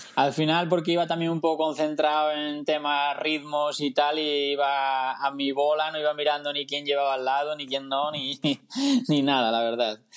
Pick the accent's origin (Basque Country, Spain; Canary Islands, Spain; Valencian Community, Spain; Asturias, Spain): Asturias, Spain; Tineo; also born or lived in Mallorca; now in Gijón, Spain; soy asturiano, vivo en, en, Gijón, pero soy de Tineo